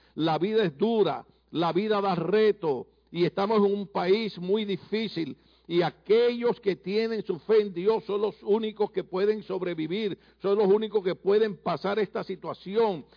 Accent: Puerto Rico; moved away; Nosotros le decimos a nuestras mamás en Puerto Rico vieja

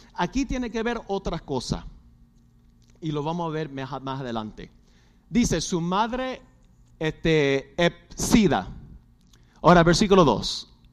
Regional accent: Puerto Rico; somos boricuas

